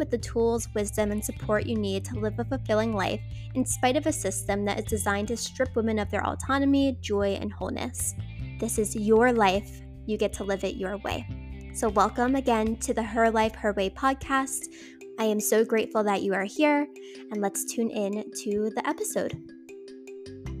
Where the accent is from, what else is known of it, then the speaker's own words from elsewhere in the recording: Wildwood Crest, New Jersey, United States; Wildwood Crest, New Jersey, my hometown